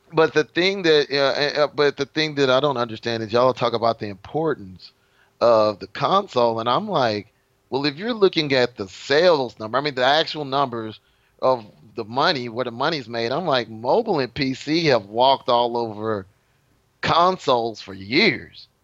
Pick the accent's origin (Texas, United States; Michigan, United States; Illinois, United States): Texas, United States; I'm from Texas